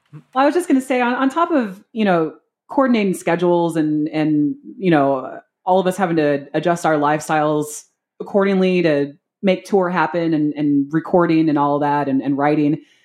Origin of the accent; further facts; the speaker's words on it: Seattle, Washington, United States; moved away as an adult; also born or lived in San Antonio, Texas; now in Columbus, United States; I am actually born and raised from Seattle, Washington. Uh, like true, true Seattle, not, not the, not the burbs